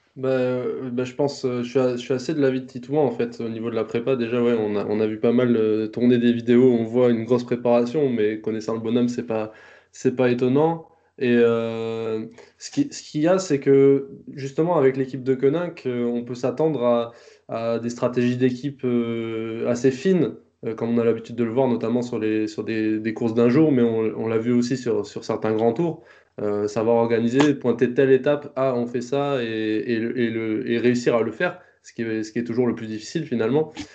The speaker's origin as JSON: {"language": "French", "country": "France", "said": "en tant que Français"}